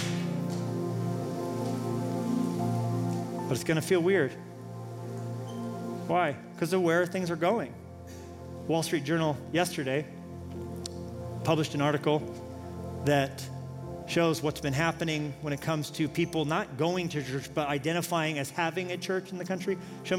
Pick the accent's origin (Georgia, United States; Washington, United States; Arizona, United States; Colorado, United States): Colorado, United States; now in Montana, United States; I grew up in Colorado